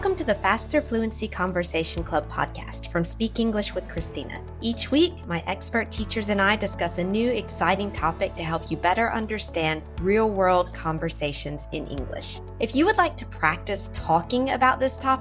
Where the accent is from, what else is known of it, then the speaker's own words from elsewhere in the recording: Mississippi, United States; in Mississippi, we actually did have an ice hockey team.